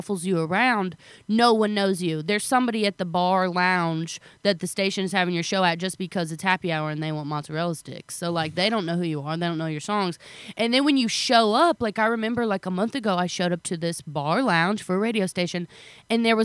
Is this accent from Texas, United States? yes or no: no; California, Missouri, United States; moved away as an adult; now in Nashville, United States; I'm from a little town called California, Missouri